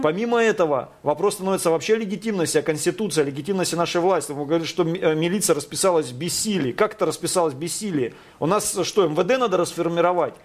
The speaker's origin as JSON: {"language": "Russian", "town": "Taganrog", "region": "Rostov Oblast", "country": "Russia", "tie": "born or raised there", "said": "я родился и вырос просто на Дону, в Ростовской области, в городе Таганроге"}